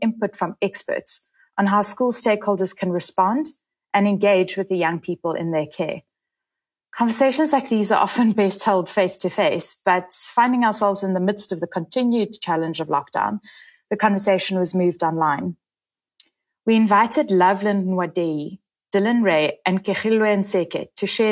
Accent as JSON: {"language": "English", "country": "South Africa"}